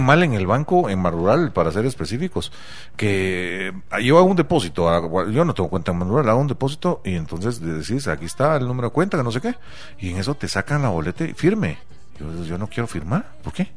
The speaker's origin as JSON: {"language": "Spanish", "country": "Guatemala", "said": "algo que define al pueblo guatemalteco es la pinche pena"}